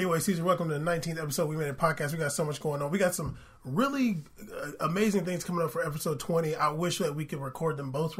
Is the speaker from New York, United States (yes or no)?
no; San Diego, California, United States; Both of us grew up in Southern California. I grew up in San Diego